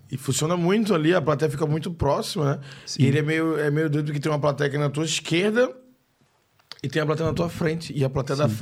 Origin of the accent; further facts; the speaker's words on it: Recife, Pernambuco, Brazil; Sou recifense, né? A gente não tá acostumado com isso.